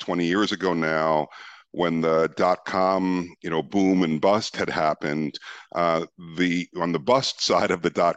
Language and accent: English; New York, United States; moved away as an adult; also born or lived in Amsterdam, Netherlands; I was born and raised in New York.